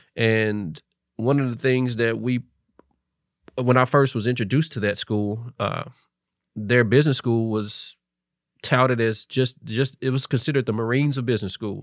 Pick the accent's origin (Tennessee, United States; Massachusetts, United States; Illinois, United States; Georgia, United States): Tennessee, United States; Memphis; also born or lived in Tallahassee, Florida; I knew what FedEx was just growing up in Memphis.